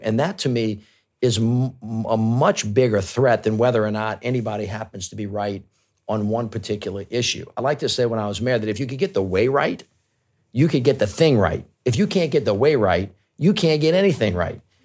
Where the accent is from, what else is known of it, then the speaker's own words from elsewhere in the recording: United States; as an American.